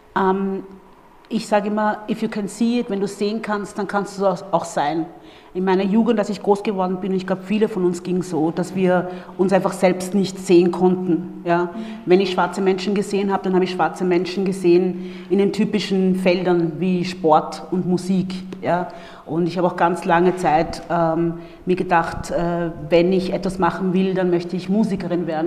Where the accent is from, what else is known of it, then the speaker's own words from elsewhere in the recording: Vienna, Austria; accent: Viennese; also born or lived in Democratic Republic of the Congo; ich bin ja hier in Wien groß geworden, ursprünglich aus der Demokratischen Republik Kongo geboren und äh, dann mit circa vier Jahren nach Wien gekommen